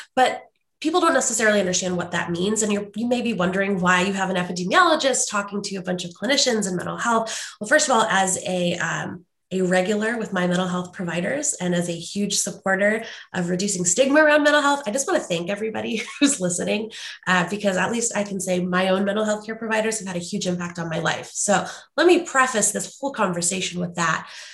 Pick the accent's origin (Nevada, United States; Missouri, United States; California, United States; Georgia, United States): Missouri, United States; St. Louis; now in Washington State, United States; I grew up in St. Louis, Missouri